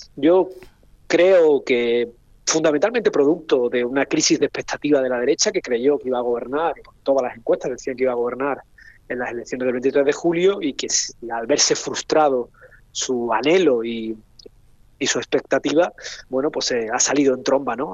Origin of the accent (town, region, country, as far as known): Spain